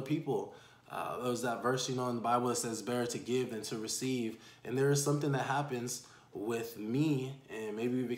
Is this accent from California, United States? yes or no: yes; San Diego, California, United States; also born or lived in Houston, Texas / Panama; Born and raised in San Diego